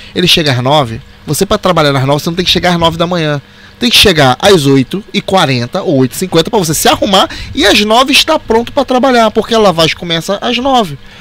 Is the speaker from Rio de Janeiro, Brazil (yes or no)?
yes; Rio de Janeiro, Brazil; A gente é carioca